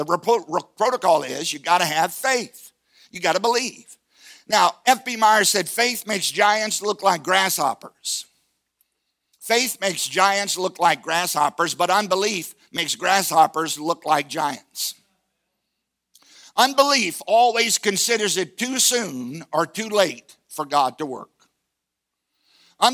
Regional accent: Virginia, United States; I come from Virginia, and they like bluegrass

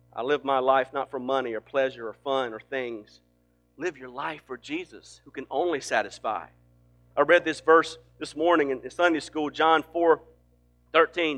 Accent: Greenville, South Carolina, United States; I'm from Greenville, South Carolina

